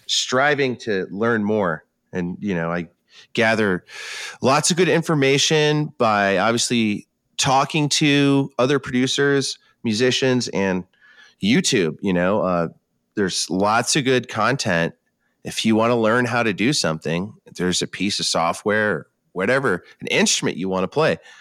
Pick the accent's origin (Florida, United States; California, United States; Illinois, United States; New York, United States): New York, United States; moved away as an adult; now in West Coast, United States; That's my home state